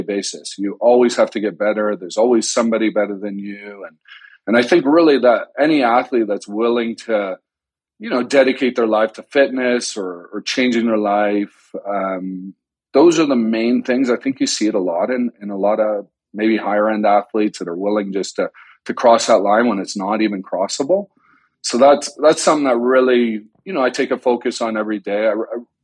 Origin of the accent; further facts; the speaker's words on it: Canada; moved away as an adult; now in United States; I grew up in Canada